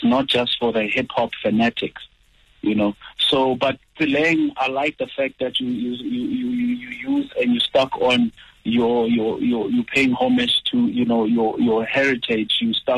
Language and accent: English; Mpumalanga, South Africa; I'm a guy from Mpumalanga